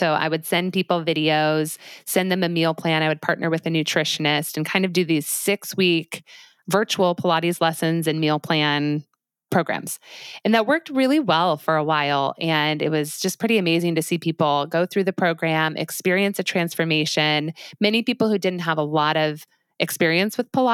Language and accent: English; Highlands Ranch, Colorado, United States; moved away; I'm from a place called Highlands Ranch, Colorado, which is just south of Denver.